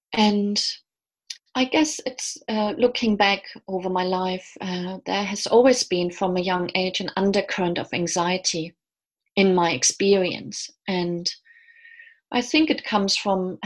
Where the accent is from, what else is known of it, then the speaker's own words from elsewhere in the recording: Germany; moved away as an adult; now in London, United Kingdom; I'm originally from Germany. I've lived in London for the last 20 years